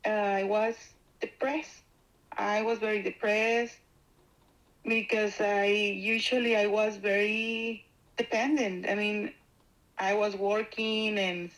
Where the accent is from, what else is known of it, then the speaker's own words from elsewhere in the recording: Mexico; moved away; I am from Mexico